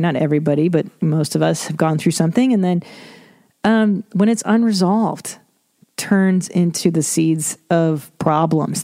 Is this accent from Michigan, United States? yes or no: no; Los Angeles, California, United States; I grew up in Los Angeles, as you know, and I listened to Loveline my whole life since I was a kid